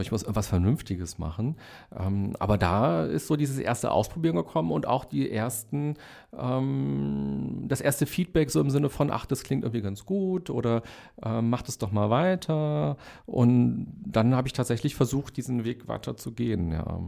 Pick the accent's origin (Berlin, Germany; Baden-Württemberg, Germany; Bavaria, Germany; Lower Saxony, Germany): Berlin, Germany; also born or lived in Hellersdorf, Berlin; Ich bin in Weißensee aufgewachsen